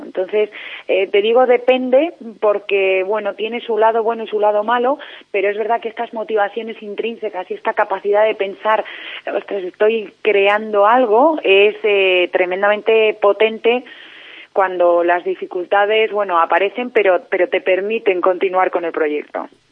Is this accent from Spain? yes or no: yes; Spain; cómo somos los españoles